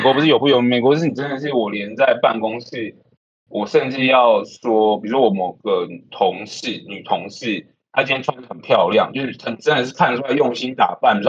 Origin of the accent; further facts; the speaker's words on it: Taiwan; moved away as an adult; now in Atlanta, United States; 我们在台湾来的这样子